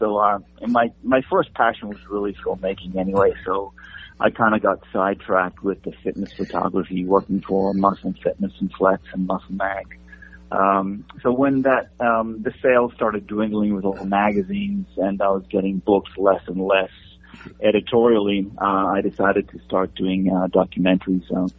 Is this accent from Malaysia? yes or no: no; Italy; moved away; You know, I came over from Italy, wanting to be Mr. Olympia like every other Italian or European bodybuilder in the 80s.